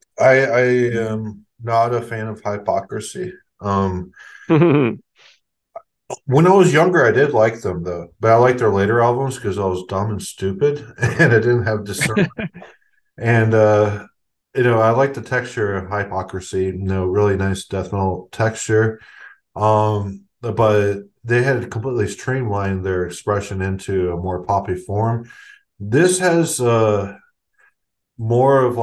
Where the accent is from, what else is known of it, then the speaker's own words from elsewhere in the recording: Texas, United States; I was from Texas